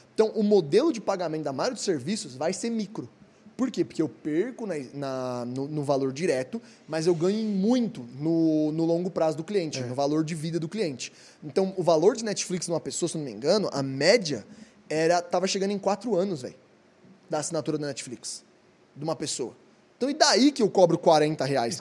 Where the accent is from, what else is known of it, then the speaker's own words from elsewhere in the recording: Brazil; nós, como brasileiros